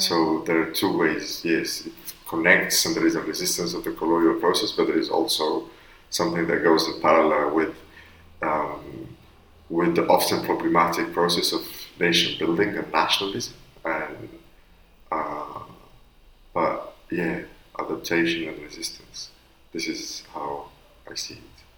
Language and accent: English; Constantine, Constantine Province, Algeria; moved away; Constantine, which is my hometown in northeast Algeria